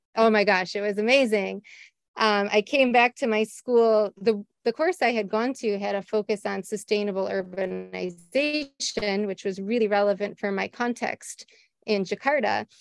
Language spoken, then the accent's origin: English; Cleveland, Ohio, United States; moved away; I grew up in Ohio, USA, mm-hmm. right outside of the city of Cleveland